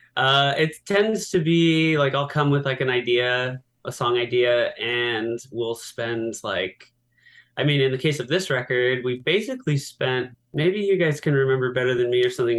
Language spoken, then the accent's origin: English; San Diego, California, United States; I'm from San Diego